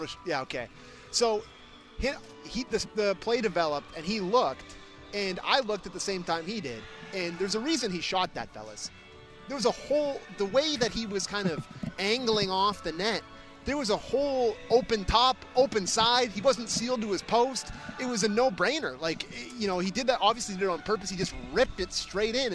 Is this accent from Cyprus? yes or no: no; Canada; I'm a Canadian